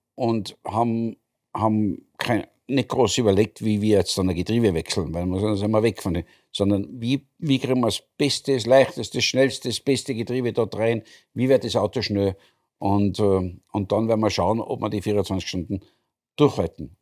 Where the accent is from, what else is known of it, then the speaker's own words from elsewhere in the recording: Austria; Ich bin als Österreicher